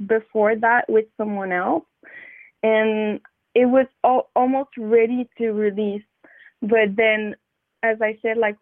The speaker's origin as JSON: {"language": "English", "town": "Montreal", "region": "Quebec", "country": "Canada", "said": "I'm from Wendat Nation, from Montreal"}